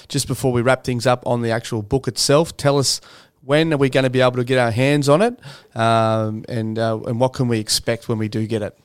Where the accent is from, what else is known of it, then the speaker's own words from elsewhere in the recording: Canberra, Australian Capital Territory, Australia; also born or lived in Wagga Wagga, New South Wales; my dad had a, a, a work opportunity, which just happened to be in Canberra